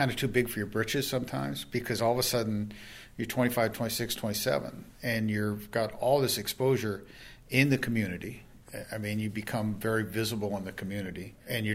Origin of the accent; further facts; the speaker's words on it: Boston, Massachusetts, United States; moved away; I was originally from Boston